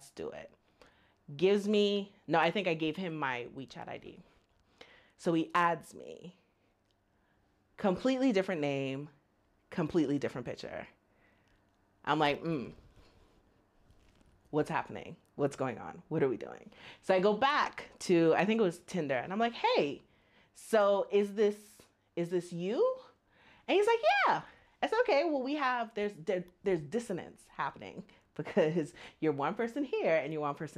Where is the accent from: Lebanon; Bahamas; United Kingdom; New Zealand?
Bahamas; moved away as an adult; now in China; I'm from the Bahamas, and I have lived in China for almost 4 years.